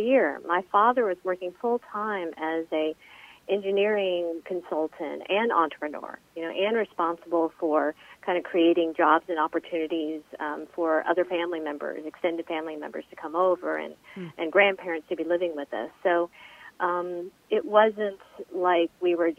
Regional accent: Smyrna, Georgia, United States; I was born and raised in Smyrna, Georgia

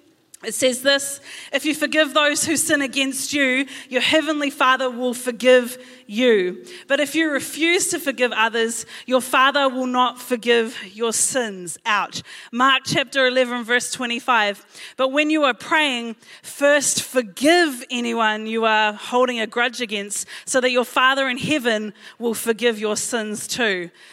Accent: Blockhouse Bay, Auckland, New Zealand; born there; I told them all I was born in Blockhouse Bay. And I realized as I said that, that I actually didn't know if that was true.

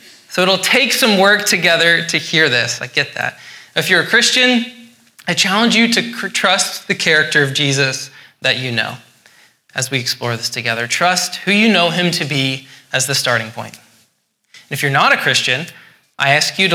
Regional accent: Scotland, United Kingdom; I'm Scottish.

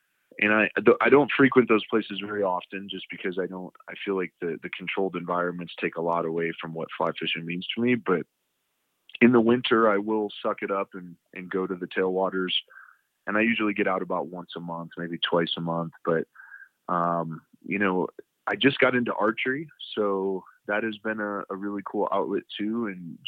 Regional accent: Cleveland, Ohio, United States; also born or lived in Michigan; now in Colorado Springs, United States; I grew up in Cleveland, Ohio

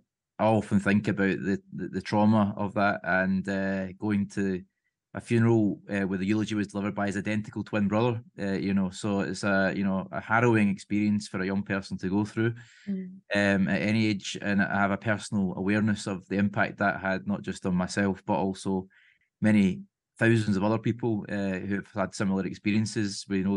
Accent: Glasgow, Scotland, United Kingdom; the constituency I was born and brought up in Springburn in the north east of Glasgow.

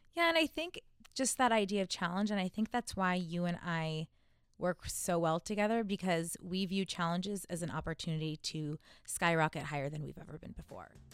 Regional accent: Southern California, United States; I'm from Southern California

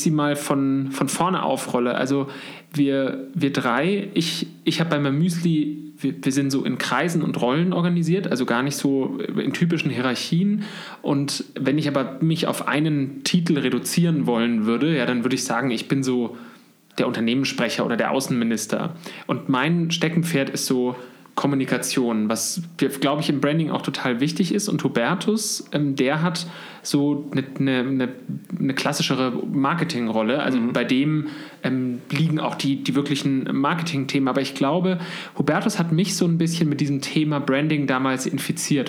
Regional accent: Munich, Bavaria, Germany; wir sitzen jetzt gerade in München, wo ich auch geboren bin

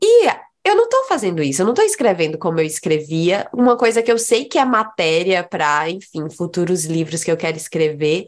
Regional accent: Northeast Region, Brazil; moved away; quando eu ainda morava na minha terra, no Nordeste

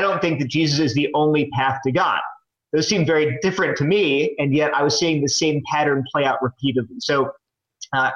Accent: Delaware, United States; moved away as an adult; also born or lived in New Jersey / California / Connecticut; now in North Carolina, United States; I grew up in Delaware.

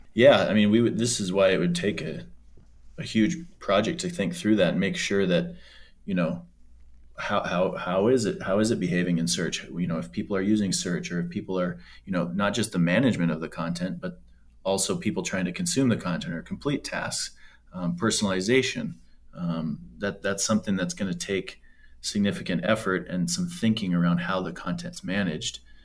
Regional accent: Canada; now in Nebraska, United States; being a Canadian citizen as well, even though I'm down here in Nebraska

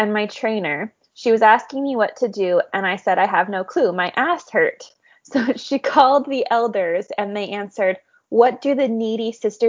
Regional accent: North Carolina, United States; I'm from North Carolina, so I know how scary that can be

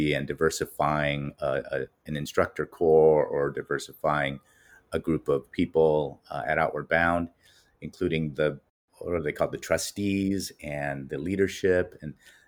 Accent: Los Angeles, California, United States; I'm a native Angeleno, born and raised in Los Angeles

